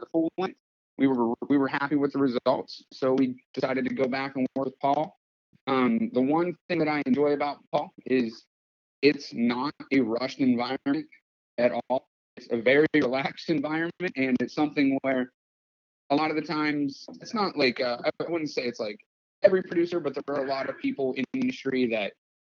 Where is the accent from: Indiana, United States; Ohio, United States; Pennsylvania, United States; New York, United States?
Pennsylvania, United States; now in Los Angeles, United States; I'm from Pennsylvania, but I currently live in Los Angeles